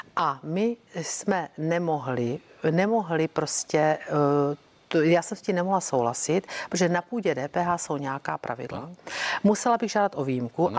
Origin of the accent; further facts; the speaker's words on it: South Moravian Region, Czechia; u nás na Jižní Moravě